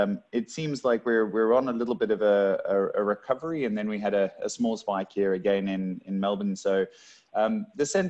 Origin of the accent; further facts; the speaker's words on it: Cape Town, Western Cape, South Africa; moved away as an adult; now in Australia; coming from South Africa originally, born and raised in Cape Town and only been in Australia for the better part of 3 years